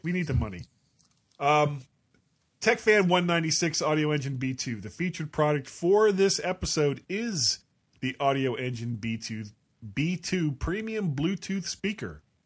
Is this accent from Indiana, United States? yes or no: no; Florida, United States; I am a blonde from Florida.